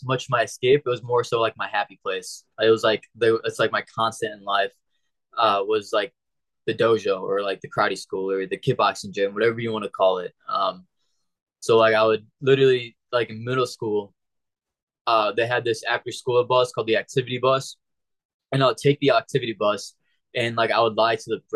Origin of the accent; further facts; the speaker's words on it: St. Louis, Missouri, United States; moved away as an adult; also born or lived in Springfield, Missouri; now in South Florida, United States; I left my hometown of St. Louis, went to Springfield, which is like 3 hours southwest